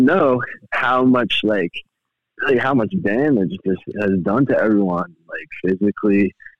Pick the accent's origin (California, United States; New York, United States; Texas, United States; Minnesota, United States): New York, United States; Long Island; I'm from New York. I'm from Long Island.